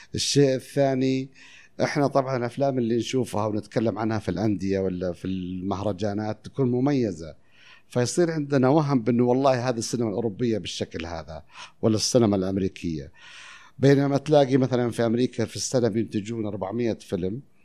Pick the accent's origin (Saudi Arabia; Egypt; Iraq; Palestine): Saudi Arabia; Taif, Makkah Province; also born or lived in Al-Khurmah / Qassim; أنا مولود في الخرمة. إحنا أصلاً من القصيم، بس الطايف